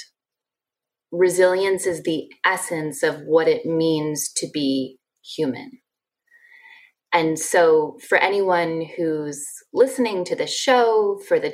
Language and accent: English; Ann Arbor, Michigan, United States; moved away as an adult; I grew up in Ann Arbor, Michigan, and went to the University of Michigan